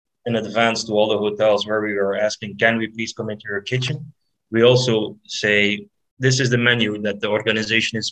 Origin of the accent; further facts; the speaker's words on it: Belgium; I'm from Belgium